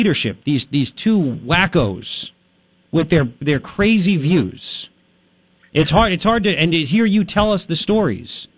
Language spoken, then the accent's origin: English; Long Island, New York, United States; now in Tucson, United States; I grew up in Long Island.